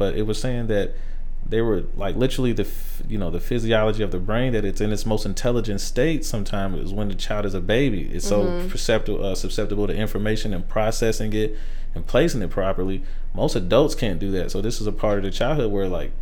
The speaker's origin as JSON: {"language": "English", "town": "Dayton", "region": "Ohio", "country": "United States", "tie": "born or raised there", "also_born_or_lived": "South Carolina", "said": "we grew up in Five Oaks, mostly in Dayton. So we grew up there. I seen crazy stuff. I grew up in the projects in South Carolina"}